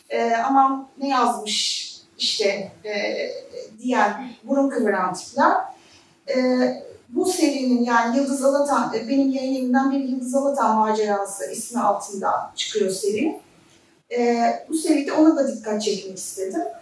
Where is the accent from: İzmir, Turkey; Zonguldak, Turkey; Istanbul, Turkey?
Zonguldak, Turkey; bir Zonguldak'ta, ben Zonguldaklıyım, memleketim orası. Ee, çocukluğum Lojman Mahallesi'nde geçti.